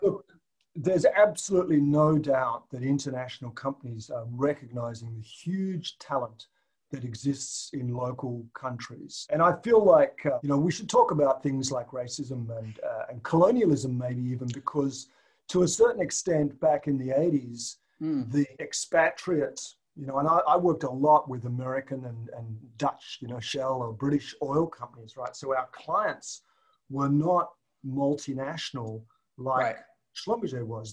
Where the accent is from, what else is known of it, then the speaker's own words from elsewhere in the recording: Tasmania, Australia; moved away as an adult; I grew up in Tasmania, which is an island oh. to the south of Australia.